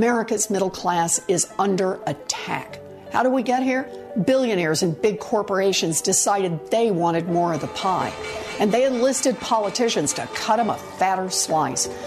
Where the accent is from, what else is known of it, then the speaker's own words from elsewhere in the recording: Oklahoma, United States; Growing up in Oklahoma